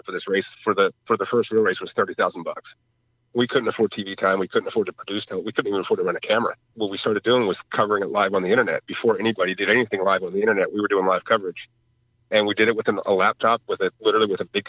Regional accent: New Jersey, United States; moved away; I grew up in Jersey

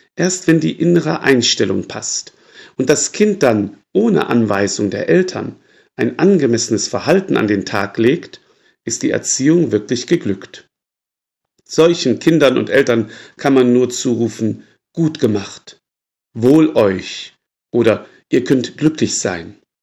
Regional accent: Würzburg, Bavaria, Germany; bei uns in Würzburg

